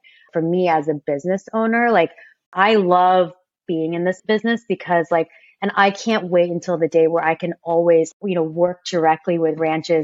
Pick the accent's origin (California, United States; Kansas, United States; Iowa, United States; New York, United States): Kansas, United States; I grew up in Kansas.